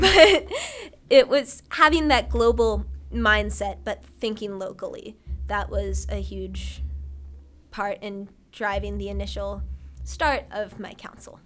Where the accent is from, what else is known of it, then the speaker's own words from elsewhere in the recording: Ohio, United States; I'm from Ohio